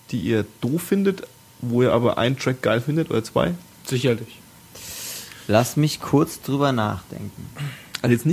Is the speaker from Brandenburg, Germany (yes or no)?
yes; Brandenburg, Germany; Ich komme ja, komm ja aus Brandenburg, ne?